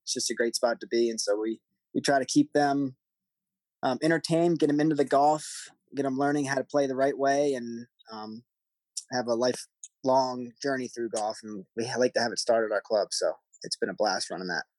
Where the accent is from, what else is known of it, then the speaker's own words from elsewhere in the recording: Maryland, United States; moved away; I grew up in Maryland.